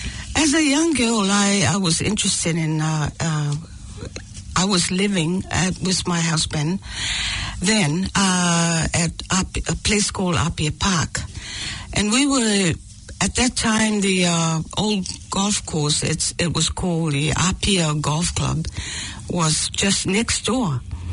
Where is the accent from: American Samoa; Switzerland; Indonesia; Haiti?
American Samoa; born there; Although I was born in American Samoa during the war.